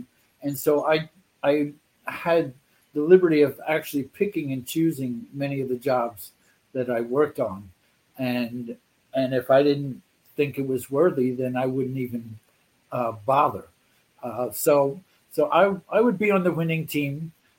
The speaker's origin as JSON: {"language": "English", "town": "Philadelphia", "region": "Pennsylvania", "country": "United States", "tie": "born or raised there", "said": "Philadelphia, Bucks County, outside Philadelphia."}